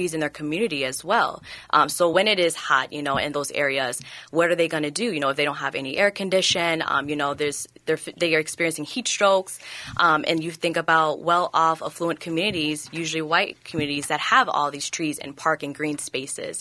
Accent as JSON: {"language": "English", "town": "Newark", "region": "New Jersey", "country": "United States", "tie": "born or raised there", "moved": "yes", "lives_now": "Minnesota, United States", "said": "growing up in Newark, New Jersey"}